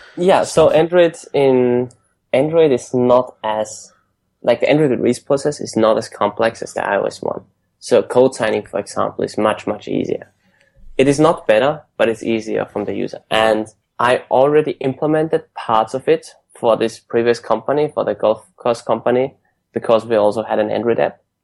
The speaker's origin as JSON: {"language": "English", "region": "Vienna", "country": "Austria", "also_born_or_lived": "United Kingdom", "moved": "as an adult", "lives_now": "San Francisco, United States", "said": "I'm originally from Austria, from Vienna. I studied in the UK for a year, and then I went straight to San Francisco"}